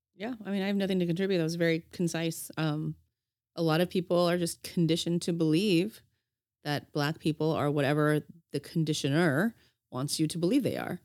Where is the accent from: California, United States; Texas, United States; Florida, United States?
California, United States; Los Angeles; I'm a woman and I'm from Los Angeles